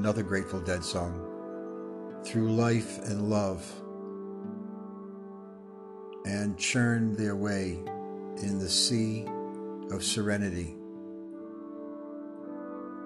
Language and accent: English; Rhode Island, United States; I'm from Rhode Island.